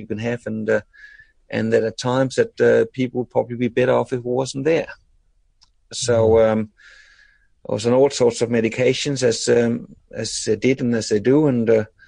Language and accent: English; Denmark; moved away as an adult; now in Australia; I was born in Denmark